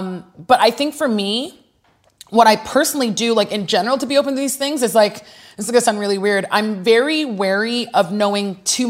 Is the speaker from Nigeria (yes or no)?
yes; Nigeria; You know, being Nigerian, pulling from the experiences I had in Nigeria with my cousins.